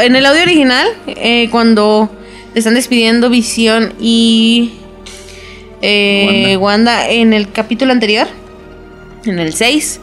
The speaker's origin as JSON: {"language": "Spanish", "country": "Mexico", "said": "para uno como mexicano"}